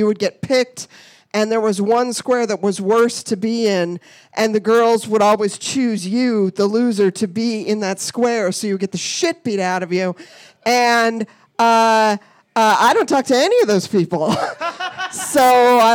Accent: Colorado, United States; I grew up in Colorado.

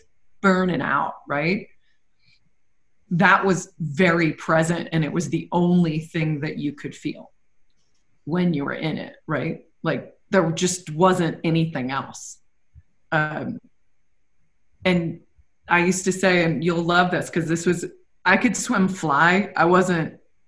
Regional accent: New England, United States; growing up in New England

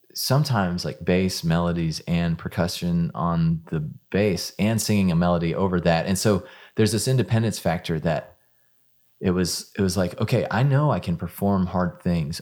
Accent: Houston, Texas, United States; moved away as an adult; also born or lived in Dallas; now in Nashville, United States; I, I grew up in Houston

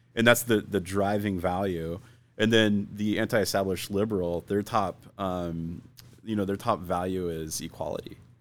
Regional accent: Phoenix, Arizona, United States; also born or lived in Scottsdale; I grew up here in Phoenix

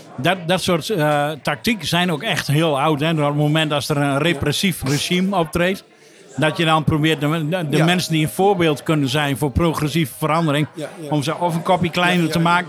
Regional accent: Drenthe, Netherlands; ik als uh, Drent

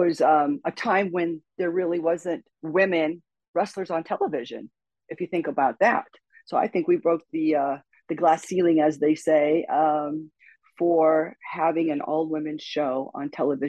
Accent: Burbank, California, United States; also born or lived in Las Vegas, Nevada; I live 10 minutes over the hill from Hollywood. I grew up in Burbank, California.

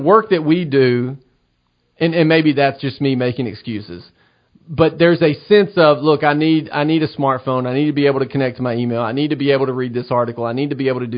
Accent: United States; I'm an American

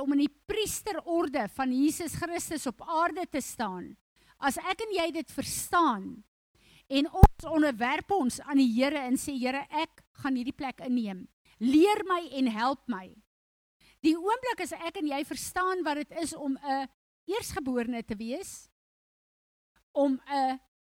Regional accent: South Africa; first language Afrikaans; Ek is 'n Afrikaner Ek is trots daarop. Dis vir my lekker. My taal is vir my lekker

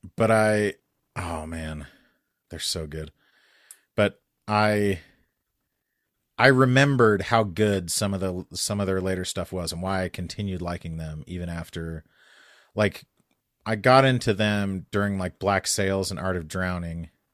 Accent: New Mexico, United States; moved away; I grew up in New Mexico

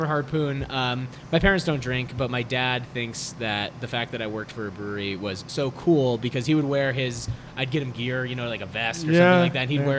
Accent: Syracuse, New York, United States; I grew up in Syracuse, New York

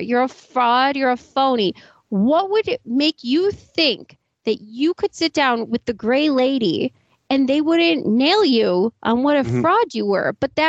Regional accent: Boston, Massachusetts, United States; Because I'm from Boston.

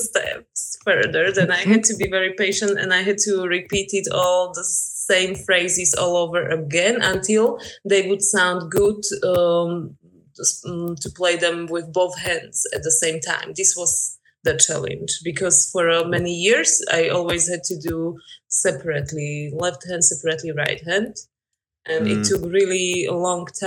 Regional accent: Slovakia; English is a second language; moved away as an adult; also born or lived in Denmark / York, England; now in Berlin, Germany; Recently, I'm living in Berlin, but originally I come from Slovakia

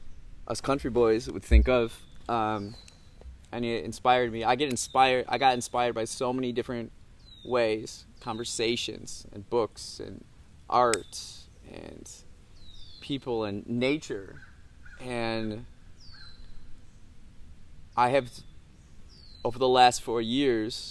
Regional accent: Midwest, United States; I grew up on the farm, right? I grew up in the Midwest, United States of America

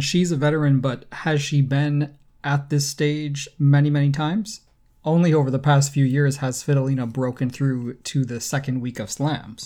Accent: United States; now in Canada; I'm from the U S, but, uh, I mean, as an American

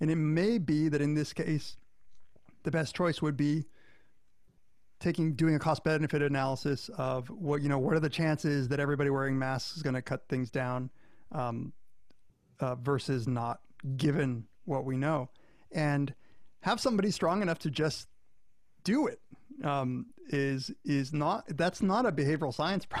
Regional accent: Florida, United States; I grew up in Florida

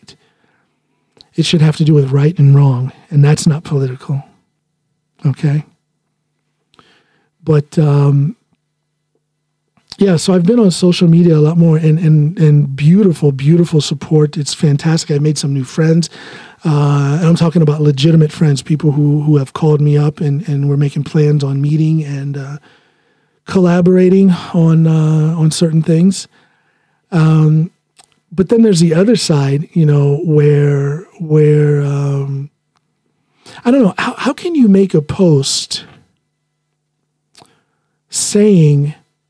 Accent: United States; first language English; moved away as an adult; now in Norway; English is my first language, being a American, born and raised. But I've been in Norway now for 18 years

